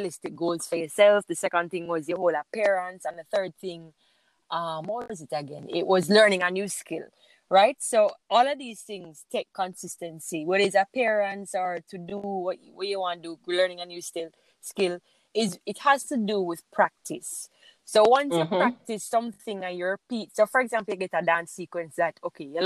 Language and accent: English; St. Ann, Saint Ann, Jamaica; originally, I am from St. Anne